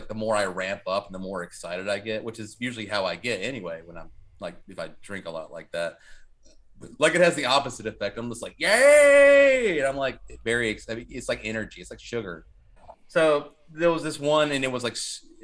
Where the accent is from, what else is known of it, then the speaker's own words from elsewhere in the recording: Kernersville, North Carolina, United States; also born or lived in Winston-Salem; I'm from Kernersville